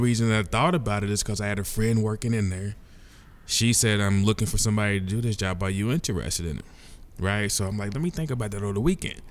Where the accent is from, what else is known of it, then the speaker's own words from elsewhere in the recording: Louisville, Kentucky, United States; born and raised in Louisville, Kentucky